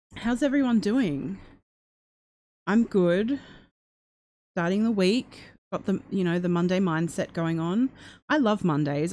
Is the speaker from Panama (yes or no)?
no; Australia; I'm Australian